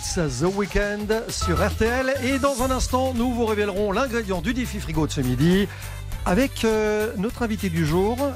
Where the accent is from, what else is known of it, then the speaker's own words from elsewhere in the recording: Belgium; now in France; je suis belge